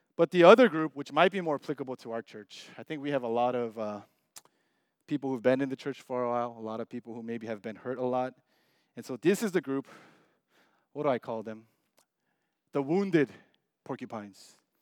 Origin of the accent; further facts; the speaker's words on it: United States; we're Asian American, most of us.